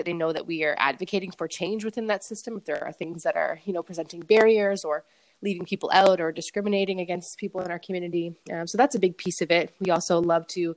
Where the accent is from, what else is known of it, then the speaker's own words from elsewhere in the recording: Fredericton, New Brunswick, Canada; I'm born and raised in Fredericton